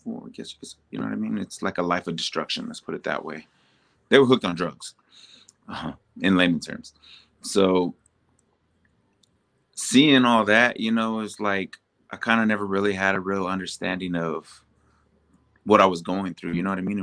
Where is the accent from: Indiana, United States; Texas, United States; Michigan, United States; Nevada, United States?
Texas, United States; San Antonio; I'm from San Antonio, Texas